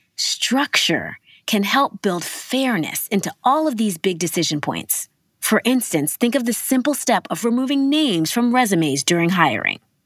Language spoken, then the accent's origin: English; New York City, New York, United States; Growing up in Harlem in the eighties and nineties, which was predominantly Black and Latino